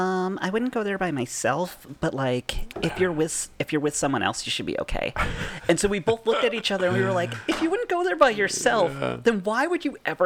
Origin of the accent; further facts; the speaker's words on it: Massachusetts, United States; I'm telling you, I'm from Massachusetts.